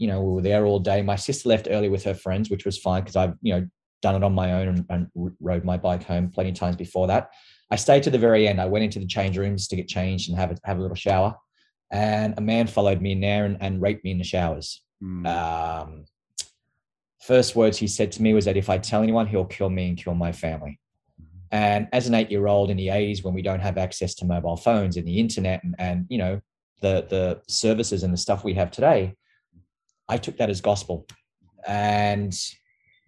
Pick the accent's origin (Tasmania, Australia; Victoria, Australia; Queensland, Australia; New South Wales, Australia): New South Wales, Australia; Queanbeyan; I grew up in Canberra, or just a small little town outside of Canberra called Queanbeyan.